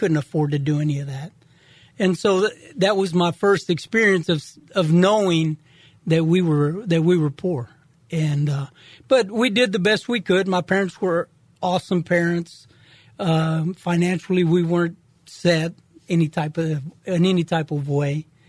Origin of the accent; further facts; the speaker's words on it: Houston, Texas, United States; also born or lived in Kingsville, Texas; I was born in Kingsville, Texas, just south of Corpus, and my family, we moved to Houston probably when I was 6 months old